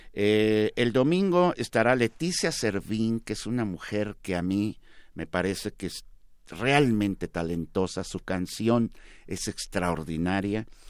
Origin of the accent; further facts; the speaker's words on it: San Luis Potosí, Mexico; moved away as an adult; also born or lived in Comonfort, Guanajuato; now in Mexico City, Mexico; muy chiquito me llevaron a, a, San Luis Potosí